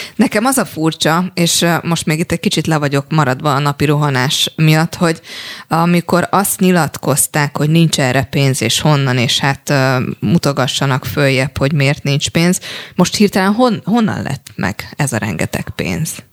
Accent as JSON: {"language": "Hungarian", "town": "Paks", "region": "Tolna", "country": "Hungary", "said": "én paksi vagyok"}